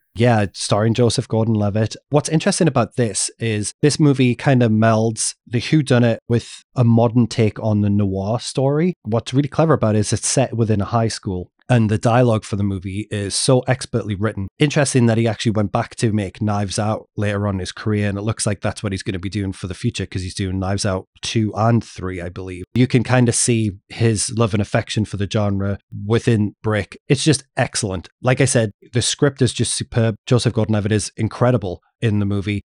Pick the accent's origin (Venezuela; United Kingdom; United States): United Kingdom; England; growing up in England